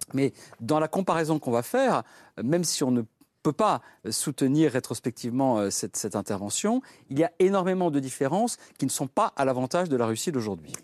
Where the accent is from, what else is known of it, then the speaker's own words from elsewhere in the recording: France; en tant que Français